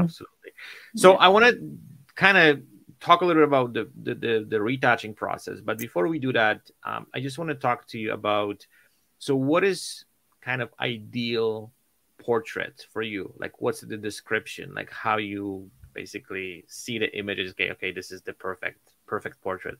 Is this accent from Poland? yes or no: yes; Poland; moved away; I'm originally from Poland